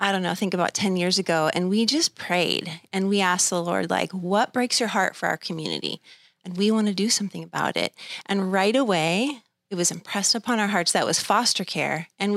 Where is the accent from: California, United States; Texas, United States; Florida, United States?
California, United States; Thousand Oaks; I was born in Thousand Oaks, Los Robles Hospital, born and raised, went to Newbury Park High School.